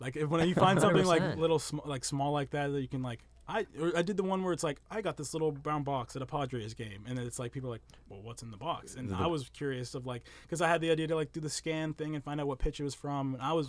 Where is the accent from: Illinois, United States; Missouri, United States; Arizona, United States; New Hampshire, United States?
New Hampshire, United States; I'm from New Hampshire